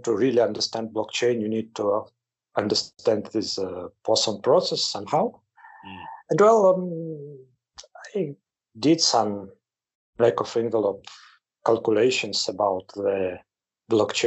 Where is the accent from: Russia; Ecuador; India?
Russia; Moscow; moved away as an adult; now in Campinas, Brazil; I'm originally from Moscow. I graduated from the Moscow State University as a mathematician. Then, more than 20 years ago, went to Brazil.